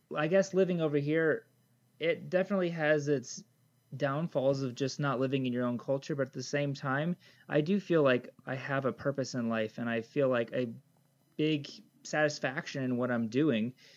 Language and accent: English; Michigan, United States; moved away as an adult; now in Papua New Guinea; We took us back to the States, and I grew up most of my life in Michigan. And uh, yeah, so I think probably till about age of 25, I was in Michigan